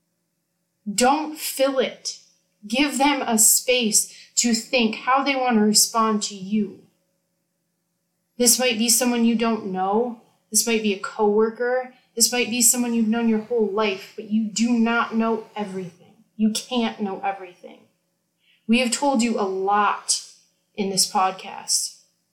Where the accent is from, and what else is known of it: United States